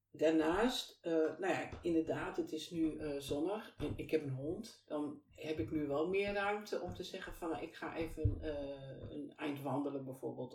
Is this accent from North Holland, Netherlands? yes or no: no; Deventer, Overijssel, Netherlands; moved away as an adult; also born or lived in Twello / IJsselmuiden; now in Kampen, Netherlands; ik ben geboren en getogen in Deventer. En ongeveer op mijn uh, zevende, e naar Twello verhuisd. En vanuit Twello ben ik op mijn achttiende weer naar Deventer gegaan